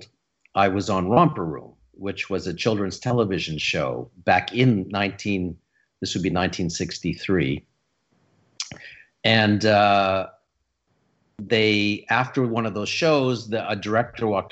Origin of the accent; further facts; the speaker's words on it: Sudbury, Ontario, Canada; also born or lived in Toronto; I was raised in Sudbury, Ontario.